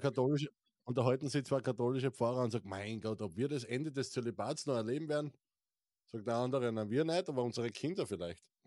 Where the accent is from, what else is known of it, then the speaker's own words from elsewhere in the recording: Styria, Austria; ich bin ja aus der St. Eiermark